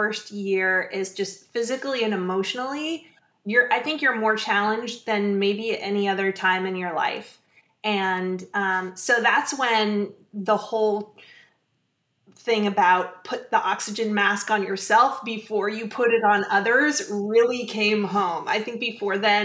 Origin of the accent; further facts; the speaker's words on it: Menlo Park, California, United States; I grew up in Menlo Park